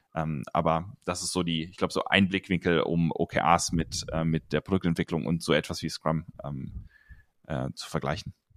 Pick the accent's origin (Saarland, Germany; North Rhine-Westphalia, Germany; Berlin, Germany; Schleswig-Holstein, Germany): North Rhine-Westphalia, Germany; near Cologne; now in Munich, Germany; ich komme eigentlich aus, ähm, aus der Nähe von Köln, aus dem Rheinland